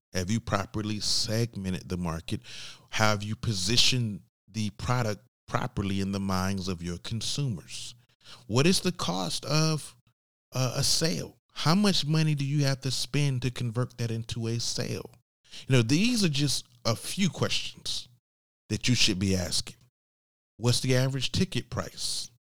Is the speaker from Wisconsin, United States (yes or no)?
no; Georgia, United States; I'm from Georgia